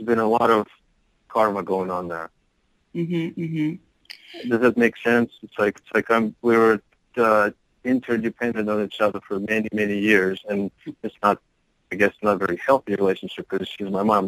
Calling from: Salt Lake City, Utah, United States; Salt Lake City.

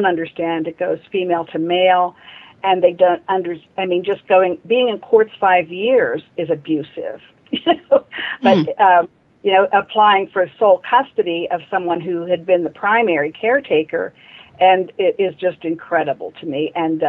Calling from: Pittsburgh, Pennsylvania, United States; I'm calling from Pittsburgh, Pennsylvania.

